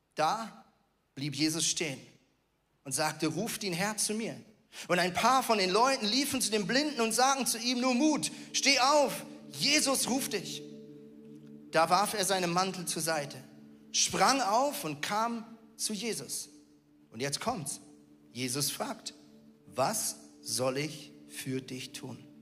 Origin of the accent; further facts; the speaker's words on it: Switzerland; moved away as an adult; also born or lived in Northern Germany; now in Germany; ich bin ja Schweizer